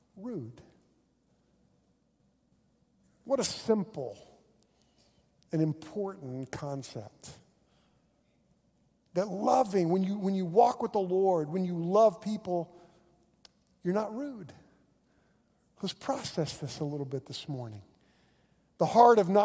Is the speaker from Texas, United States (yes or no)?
no; Oklahoma, United States; I'm a pastor from Oklahoma